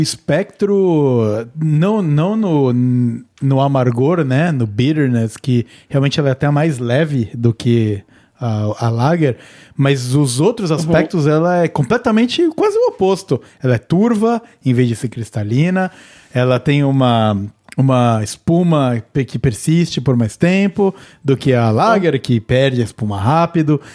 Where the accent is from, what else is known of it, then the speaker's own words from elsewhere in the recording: Cunha, São Paulo, Brazil; minha terra natal, eu sou de Cunha